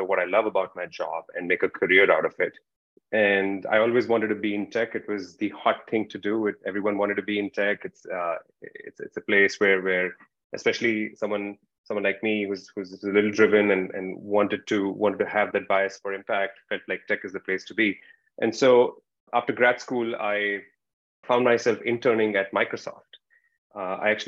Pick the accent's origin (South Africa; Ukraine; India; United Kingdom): India; moved away; I'm originally from India, as you can tell.